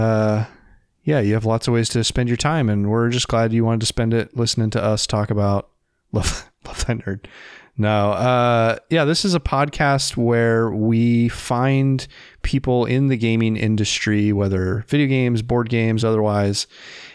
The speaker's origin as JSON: {"language": "English", "region": "Indiana", "country": "United States", "said": "I'm from Indiana"}